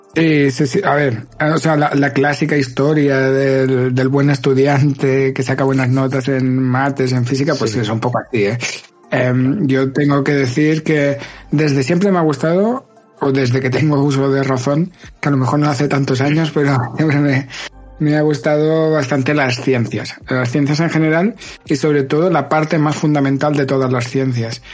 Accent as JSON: {"language": "Spanish", "town": "Barcelona", "region": "Catalonia", "country": "Spain", "moved": "as an adult", "lives_now": "Geneva, Switzerland", "said": "soy de Barcelona y actualmente trabajo en el CERN"}